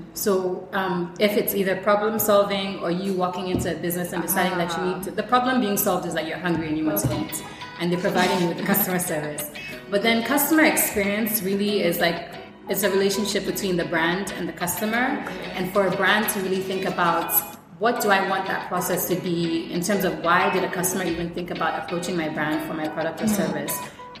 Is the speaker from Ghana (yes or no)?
yes; Ghana; also born or lived in Syria / Israel; I'm full Ghanaian. I was raised, actually I was born in Syria.